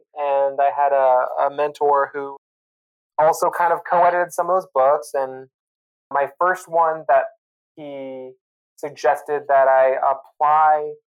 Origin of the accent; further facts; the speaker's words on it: Spokane, Washington, United States; moved away as an adult; also born or lived in Oregon; I grew up in Eastern Washington, Spokane, Washington